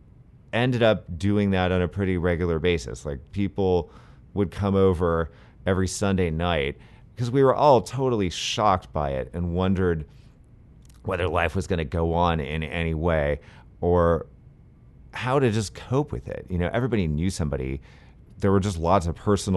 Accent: San Francisco, California, United States; I grew up skating in San Francisco

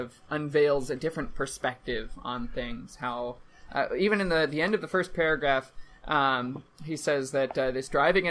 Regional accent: Minnesota, United States; as a Minnesotan, as a Midwestern

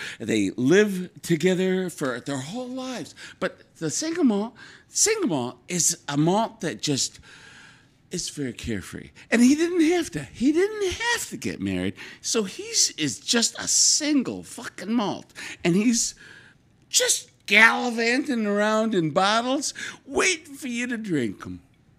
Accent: Scotland, United Kingdom; See, now listen, I am a Scottish

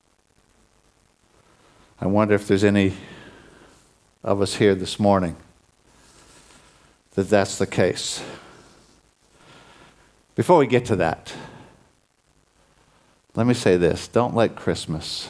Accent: United States; moved away; I'm originally from the States

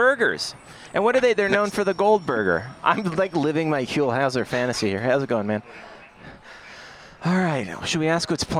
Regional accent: Newmarket, Ontario, Canada; moved away

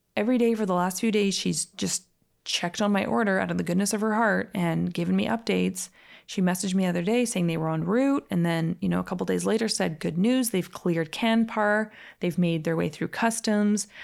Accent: Calgary, Alberta, Canada; moved away; also born or lived in Los Angeles; I actually grew up in that exact same neighborhood in Calgary called Edgemont.

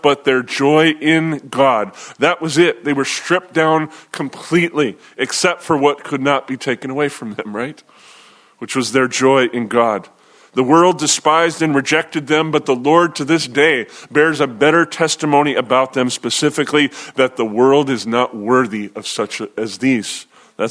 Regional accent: United States; especially as American believers

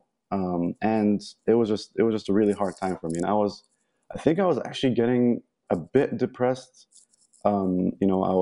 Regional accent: Egypt; moved away; I'm from Egypt. I was born and raised in Egypt.

